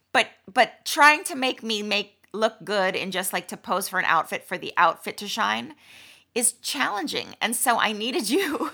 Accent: Malibu, California, United States; I was, um, born and raised in Malibu

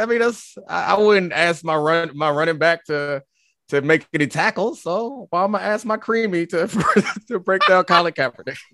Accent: Baltimore, Maryland, United States; I'm from Baltimore

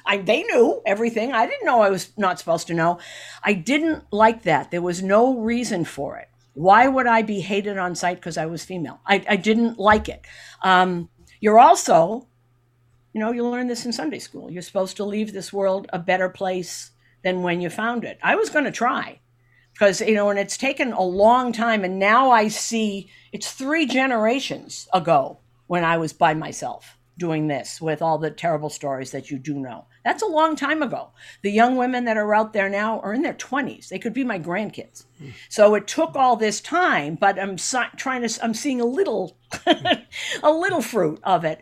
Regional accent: Boston, Massachusetts, United States; I grew up in Boston

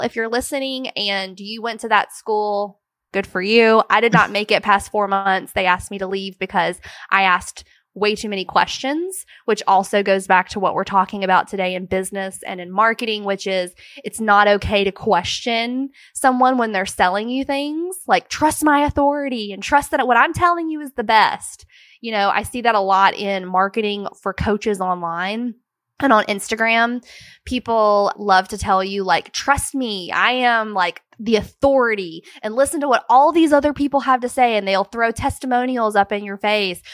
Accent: Brewton, Alabama, United States; I am from Alabama. I was raised in a small town called Bruton, Alabama

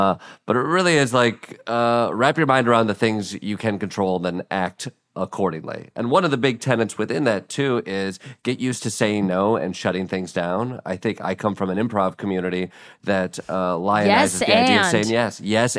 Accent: Midwest, United States; as a Midwesterner who is told you go to school to go to your next school so you can get a job

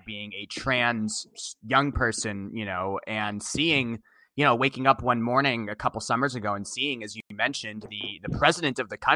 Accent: Boston, Massachusetts, United States; I grew up in Boston. I went to college in Boston. I now live in Boston today.

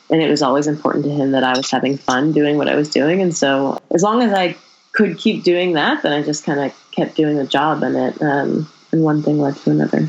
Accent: Berkeley, California, United States; born or raised there; also born or lived in El Paso, Texas

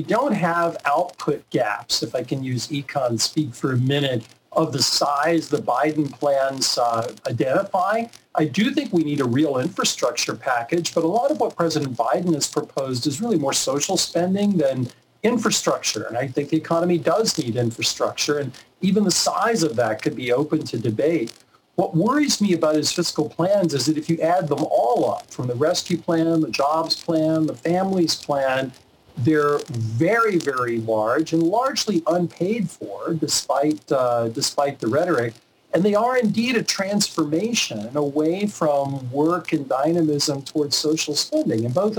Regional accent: the South, United States; You mentioned Florida. I'm from the South. There's an expression, fixing to do something.

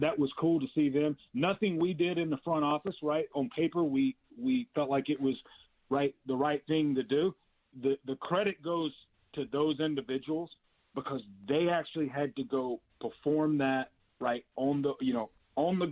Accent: Alabama, United States; now in Los Angeles, United States; When I grew up in Alabama

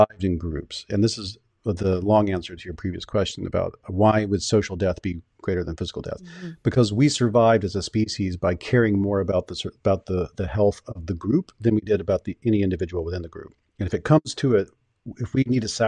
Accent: Deep South, United States; I grew up in the Deep South

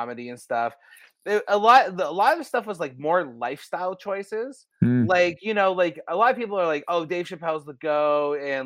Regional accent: Canada; We're Canadian entertainers

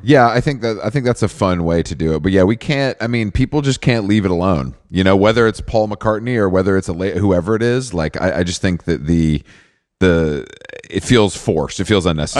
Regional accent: Atlanta, Georgia, United States; I'm from Atlanta

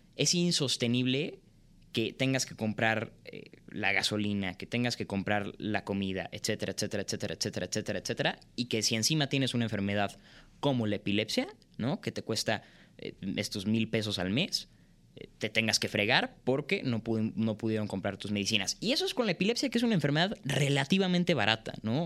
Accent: Mexico; also born or lived in Canada; nosotros como mexicanos

